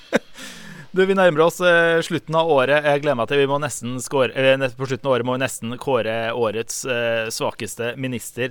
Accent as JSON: {"language": "Norwegian", "region": "Østfold", "country": "Norway", "tie": "born or raised there", "said": "da jeg var ung i Østfold."}